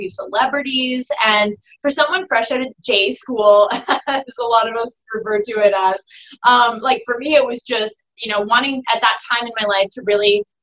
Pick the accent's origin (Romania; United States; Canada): Canada; Toronto, Ontario; moved away as an adult; also born or lived in Vancouver; I'm originally from Toronto